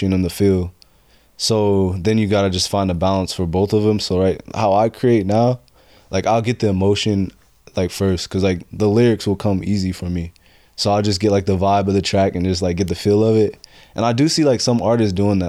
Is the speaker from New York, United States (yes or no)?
no; Painesville, Ohio, United States; also born or lived in Boise, Idaho / Cleveland, Ohio; I moved out here when I was about 7, and I've been here, so I'm from Cleveland